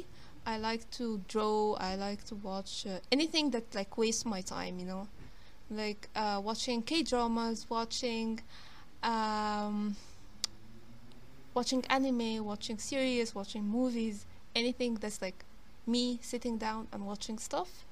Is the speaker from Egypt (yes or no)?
yes; Alexandria, Alexandria Governorate, Egypt; And I'm from Egypt. I live in it's the second biggest city in Egypt called Alexandria.